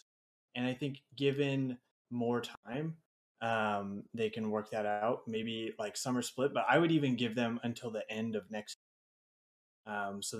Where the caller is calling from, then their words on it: Redding, California, United States; Redding, California.